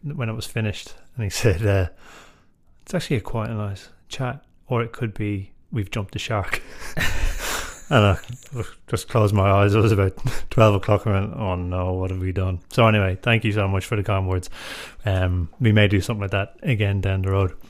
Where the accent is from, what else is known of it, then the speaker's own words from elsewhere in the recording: Drogheda, Leinster, Ireland; I grew up in Drogheda